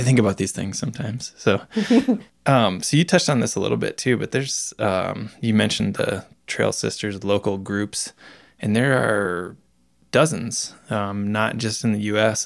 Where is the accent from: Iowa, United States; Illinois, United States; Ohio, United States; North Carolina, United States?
Iowa, United States; moved away; back in my home state of Iowa